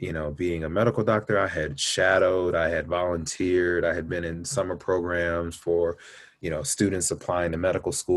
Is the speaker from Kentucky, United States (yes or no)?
yes; Louisville, Kentucky, United States; moved away; I grew up in Kentucky. I was an Army brat, but I once got settled in Kentucky, Louisville, Kentucky.